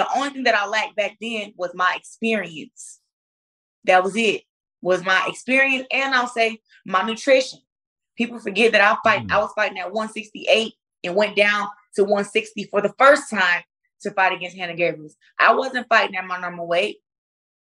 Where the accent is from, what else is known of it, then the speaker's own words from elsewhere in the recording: United States; I represent just being an African-American here in America